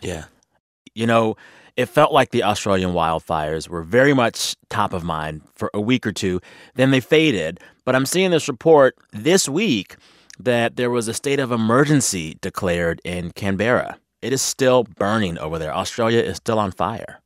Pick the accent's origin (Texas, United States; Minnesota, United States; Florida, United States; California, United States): Texas, United States; San Antonio; now in Los Angeles, United States; I'm from San Antonio, Texas